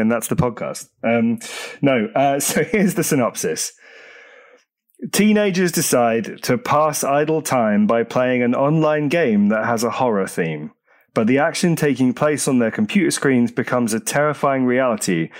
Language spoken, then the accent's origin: English; Jersey; my hometown, Jersey in the Channel Islands